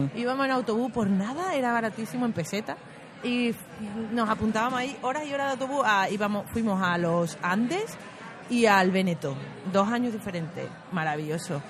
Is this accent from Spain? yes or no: yes; Spain; moved away; also born or lived in Turkey; siendo española